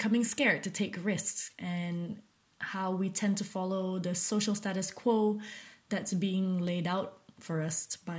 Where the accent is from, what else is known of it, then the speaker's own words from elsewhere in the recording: Malaysia; I'm currently a Malaysian woman in her late 20s.